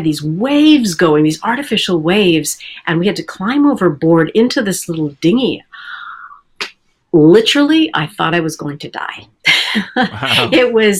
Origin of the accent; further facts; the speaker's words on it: Canada; it was shot in Vancouver, and I'm Canadian.